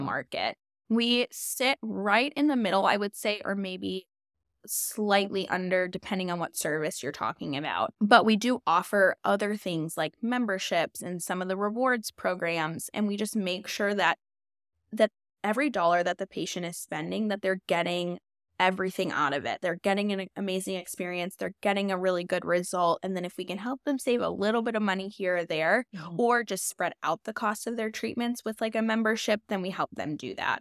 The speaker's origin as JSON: {"language": "English", "town": "Chicago", "region": "Illinois", "country": "United States", "moved": "as an adult", "lives_now": "Nashville, United States", "said": "I'm originally from Chicago um but I've been in Nashville for about 8 years now"}